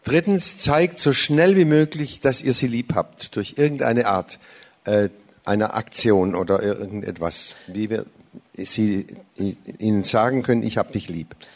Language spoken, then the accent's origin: German; United States; now in Germany; sie wussten es ist keine äh, thailändische Gemeinde sondern ich bin auch in, als Amerikaner hier äh, zu Hause